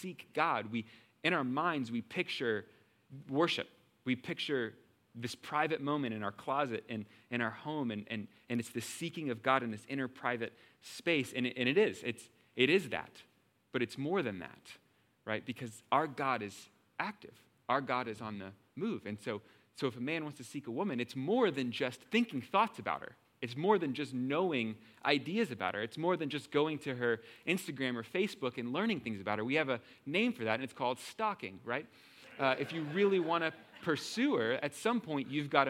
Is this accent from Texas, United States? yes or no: yes; Texas, United States; I'm from Texas